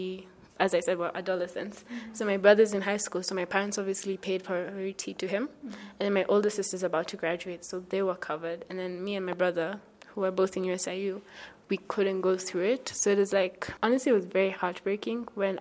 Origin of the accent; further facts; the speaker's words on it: Kenya; I am from Rocha, Kenya